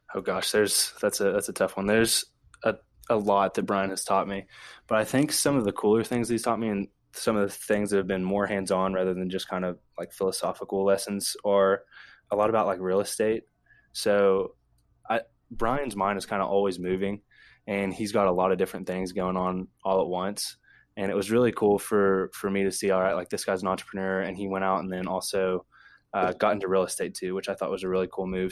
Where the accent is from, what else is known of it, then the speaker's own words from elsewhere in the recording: Ashland, Kentucky, United States; now in Lexington, United States; I'm from Ashland, Kentucky, uh, born and raised